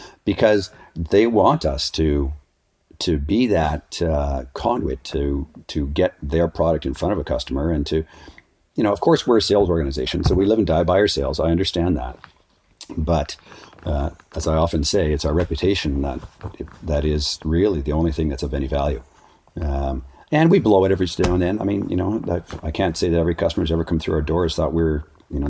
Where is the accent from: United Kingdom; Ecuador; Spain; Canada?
Canada; Ottawa, Ontario; also born or lived in Switzerland; now in Whistler, Canada; I was growing up, I was a raft guide in the summertime, ski patrol in the winter, and then I sold suits for a men's clothing store in Ottawa